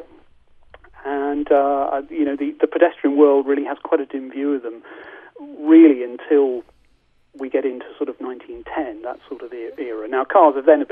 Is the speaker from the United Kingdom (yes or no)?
yes; United Kingdom; we're British